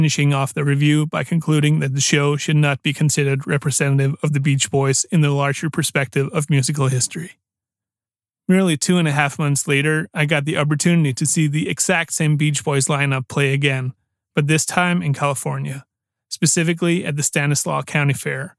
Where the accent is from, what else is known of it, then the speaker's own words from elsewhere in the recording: Aarhus, Central Denmark Region, Denmark; my hometown of Aarhus